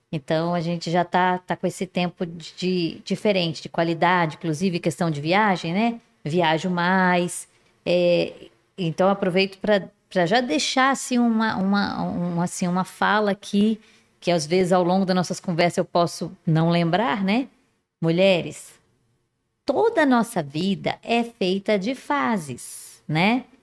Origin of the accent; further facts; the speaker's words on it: Resende, Rio de Janeiro, Brazil; accent: mineiro; now in Manaus, Brazil; E, e, exatamente, eu sou de Resende, mas o meu, o Senhor, aprove o Senhor mandar que meu marido saísse daqui de Manaus, né?